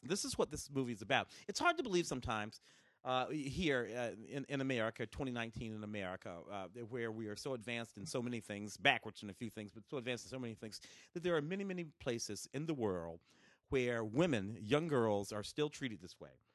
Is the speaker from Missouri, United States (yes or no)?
yes; St. Louis, Missouri, United States; also born or lived in Tennessee; now in Los Angeles, United States; I was born in Tennessee. Grew up in Saint Louis.